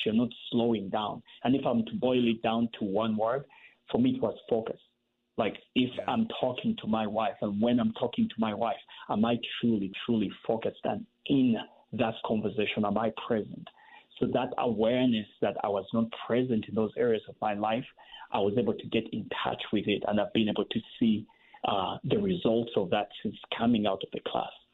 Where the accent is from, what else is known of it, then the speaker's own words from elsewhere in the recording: Uganda; growing up in Uganda